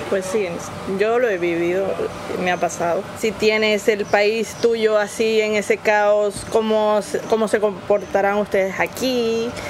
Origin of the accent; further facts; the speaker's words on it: Venezuela; moved away as an adult; now in Torre Pacheco, Spain; vengo de Venezuela